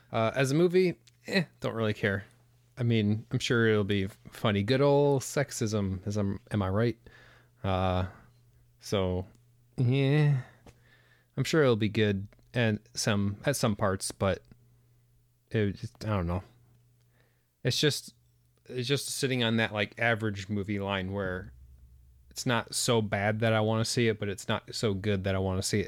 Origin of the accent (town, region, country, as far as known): United States